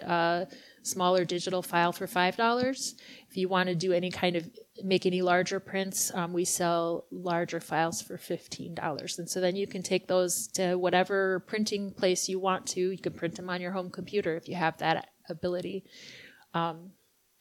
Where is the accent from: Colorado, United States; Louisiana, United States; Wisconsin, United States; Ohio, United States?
Wisconsin, United States; Chetek; also born or lived in Rice Lake, Wisconsin / Cameron, Wisconsin; now in Eau Claire, United States; I grew up in Chautauqua and I have spent all but about 7 years of my life in the middle Chippewa Valley